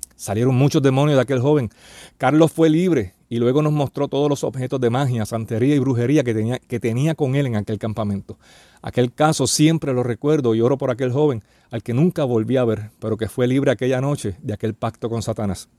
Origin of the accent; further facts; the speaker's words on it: Puerto Rico; en mi país, aquí en Puerto Rico